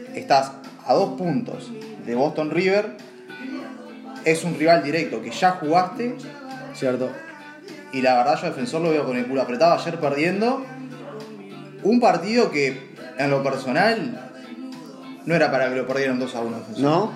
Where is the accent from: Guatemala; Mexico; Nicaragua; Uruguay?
Uruguay; como un, uruguayo más